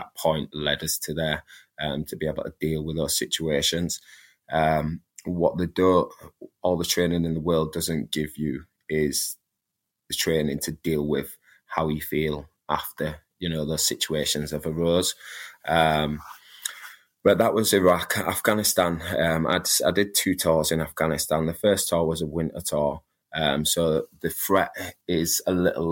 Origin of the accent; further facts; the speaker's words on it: Leeds, Yorkshire and the Humber, United Kingdom; Growing up where I grew up in Leeds, it was quite rough